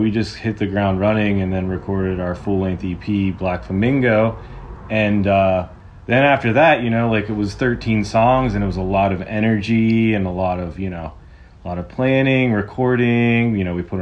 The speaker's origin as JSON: {"language": "English", "area": "about an hour south of Pittsburgh", "region": "Pennsylvania", "country": "United States", "moved": "as an adult", "lives_now": "Southern California, United States", "said": "I'm from about an hour south of Pittsburgh"}